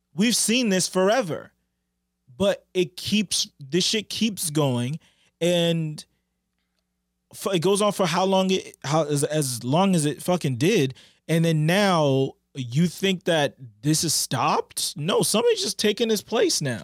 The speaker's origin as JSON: {"language": "English", "town": "Boston", "region": "Massachusetts", "country": "United States", "said": "we're from Boston"}